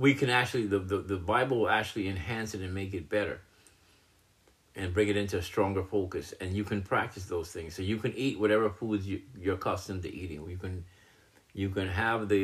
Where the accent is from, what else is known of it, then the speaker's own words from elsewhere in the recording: United States; I'm an American citizen